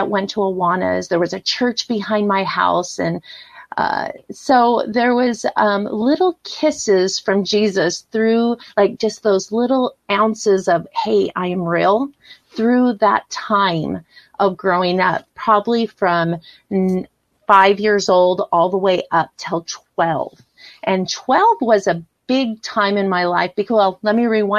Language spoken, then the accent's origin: English; San Diego, California, United States; grew up and born and raised in San Diego, California